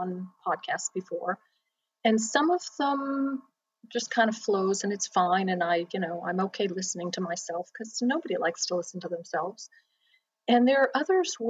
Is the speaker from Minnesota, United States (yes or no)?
no; Florida, United States; I grew up in Florida.